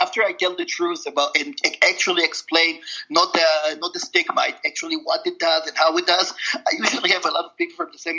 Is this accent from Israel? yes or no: yes; Israel; moved away; going to Israel, where I wasn't 10 years, my home country.